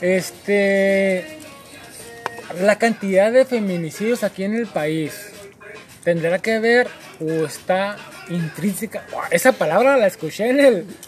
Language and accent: Spanish; Mexico; como mexicanos